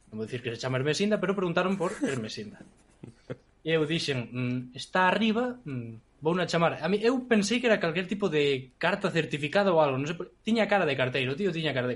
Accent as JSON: {"language": "Galician", "area": "village near Vilar de Barrio", "region": "Galicia", "country": "Spain", "said": "a miña aldea é super guai, porque é un, é un núcleo cunha mistura moi extraña"}